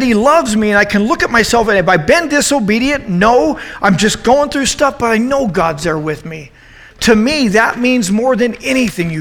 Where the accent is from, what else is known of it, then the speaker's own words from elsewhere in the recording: United States; I'm an American